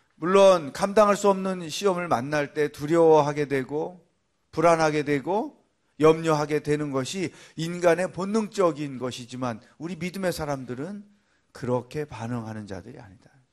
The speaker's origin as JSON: {"language": "Korean", "town": "Cheongju", "region": "North Chungcheong", "country": "South Korea", "tie": "born or raised there", "said": "저는 어릴 때 시골에서 컸기 때문에 물론 서울 빼고는 다 시골이라고 그러잖아요. 어, 청주라는 도시에 살았지만"}